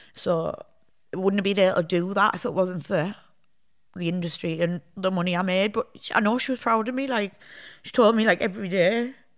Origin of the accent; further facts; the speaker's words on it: Hartlepool, North East England, United Kingdom; moved away as an adult; also born or lived in Sheffield; I'm from Hartlepool